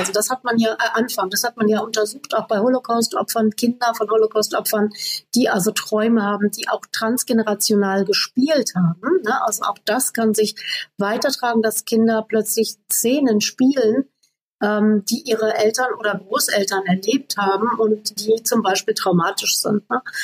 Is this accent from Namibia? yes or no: yes; Namibia; moved away; Ich bin in Namibia aufgewachsen